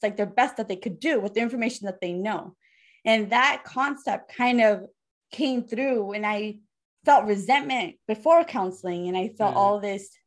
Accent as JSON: {"language": "English", "country": "United States", "said": "I'm an American"}